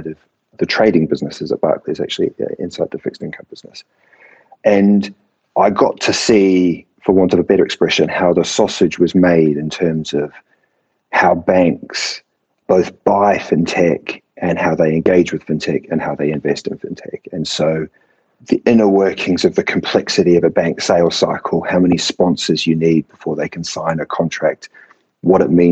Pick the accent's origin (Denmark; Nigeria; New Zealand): New Zealand; accent: Kiwi; now in London, United Kingdom; the accent is not a British accent, but in fact, a Kiwi accent. So I was born and bred in New Zealand.